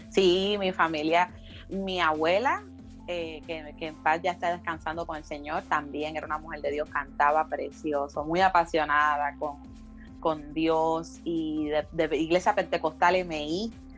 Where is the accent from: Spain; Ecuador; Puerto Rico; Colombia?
Puerto Rico; Canóvanas; also born or lived in Río Grande; allí crecí ah, la mayor parte de mi niñez y, parte de mi adolescencia en el barrio Campo Rico de Uy de Canovanas